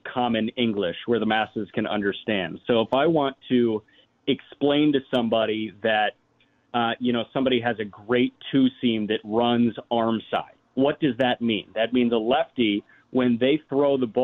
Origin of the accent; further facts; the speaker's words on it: Chicago, Illinois, United States; being a Chicagoan